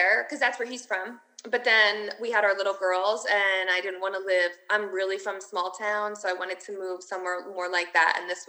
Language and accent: English; Milford, Pennsylvania, United States; I'm from Milford, which is more north